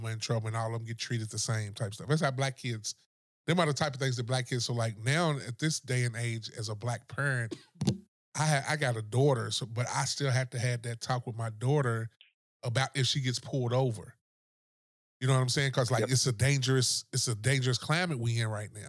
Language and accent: English; Lexington, Kentucky, United States; now in Georgia, United States; I'm from Kentucky